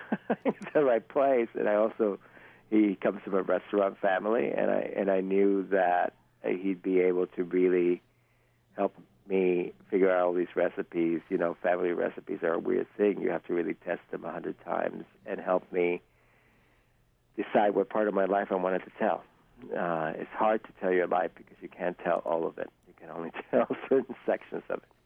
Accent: Los Angeles, California, United States; English is a second language; also born or lived in Cuba / Hialeah, Florida; we got to California, L.A., I grew up in Canoga Park

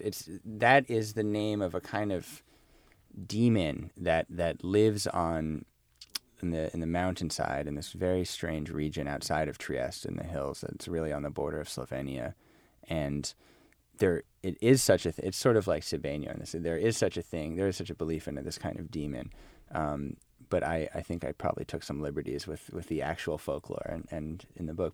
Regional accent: United States; as an American

